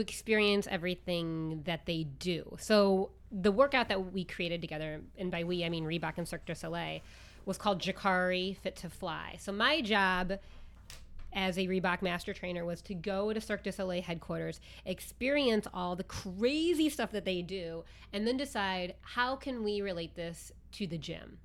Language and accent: English; Midwest, United States; moved away; also born or lived in New York City; I'm from the Midwest